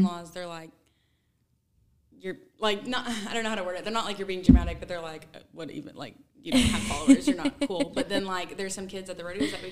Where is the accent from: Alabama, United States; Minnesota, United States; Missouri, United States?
Missouri, United States; Weatherby Lake; also born or lived in Maryville, Missouri; So I'm from Weatherby Lake, Missouri, which is like literally 5 minutes away from the heart of Kansas City, Missouri